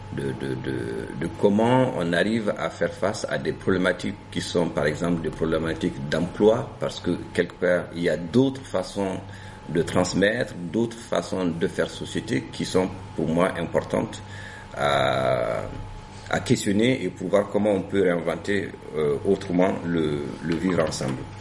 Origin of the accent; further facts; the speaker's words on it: Gao, Gao Region, Mali; first language Songhay; French is a second language; moved away as an adult; also born or lived in Sikasso, Mali / Bamako, Mali; now in France; je viens du nord du Mali, euh, de la ville de Gao et d'un village qui est situé à 25 km de Gao qui s'appelle euh, Tacharan et où j'ai fait donc mes premières années euh, d'école